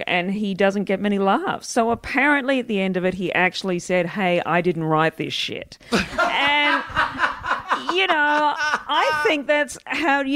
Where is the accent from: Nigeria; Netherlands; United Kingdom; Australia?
Australia; Perth, Western Australia; now in Melbourne, Australia; growing up in Perth